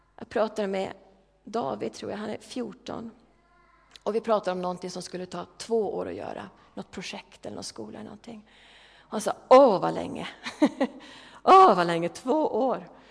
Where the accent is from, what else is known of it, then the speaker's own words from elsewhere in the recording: Järfälla, Stockholm County, Sweden; moved away; Järfälla, där jag kommer ifrån